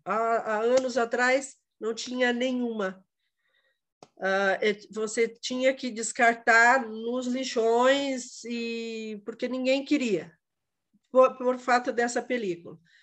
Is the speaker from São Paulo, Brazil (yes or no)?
no; Quatro Barras, Paraná, Brazil; Eu sou de Quatro Barras